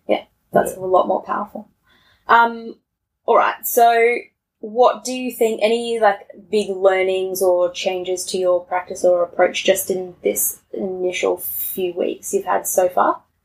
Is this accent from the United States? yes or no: no; Tasmania, Australia; moved away; I grew up in Tassie and we're all 18 when we finish school.